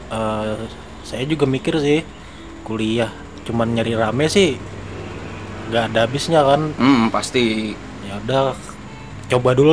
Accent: Pagatan, South Kalimantan, Indonesia; now in Banjarbaru, Indonesia; uh, saya lahir 22 April 1995 di Pagatan Tanah Bumbu oke okay. nah, dan saya asli orang Tanah Bumbu

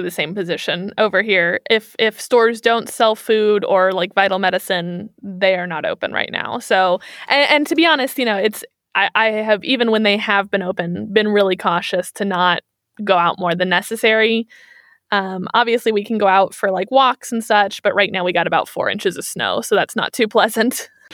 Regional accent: Kansas City, Missouri, United States; moved away as an adult; now in Germany; I'm from Kansas City, Missouri

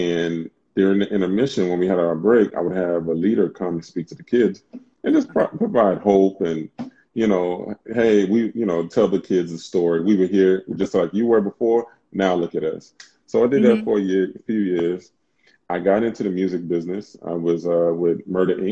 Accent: New York City, New York, United States; moved away as an adult; also born or lived in California; grew up in Brooklyn. I'm from Brooklyn.

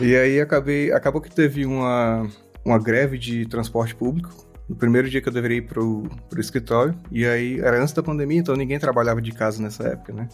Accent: Fortaleza, Ceará, Brazil; moved away as an adult; also born or lived in Mossoró, Rio Grande do Norte / Ireland; now in Helsinki, Finland; eu sou de Fortaleza, do Ceará. Na verdade, eu nasci em Mossoró, no Rio Grande do Norte, e enquanto eu era criança eu me mudei para Fortaleza.

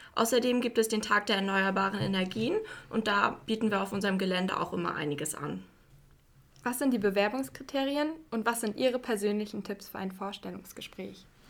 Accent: Güstrow, Mecklenburg-Vorpommern, Germany; Ich komme aus Güstrow und habe auch hier am John Brickmann Gymnasium mein Abitur 2017 absolviert

